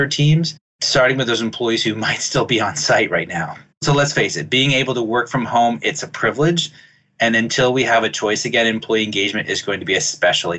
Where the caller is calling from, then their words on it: Acton, Massachusetts, United States; I'm calling from Acton, Massachusetts